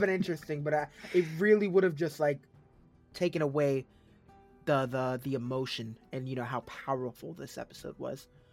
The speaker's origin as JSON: {"language": "English", "region": "New England", "country": "United States", "said": "I'm from New England"}